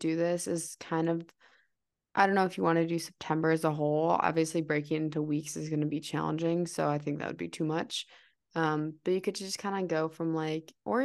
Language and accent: English; Milwaukee, Wisconsin, United States; we are both from Milwaukee, Wisconsin.